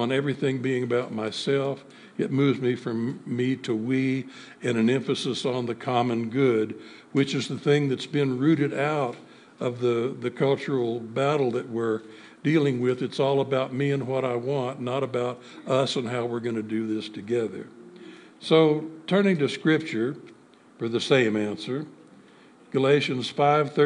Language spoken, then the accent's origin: English; United States; I am an American. I thank God I was born here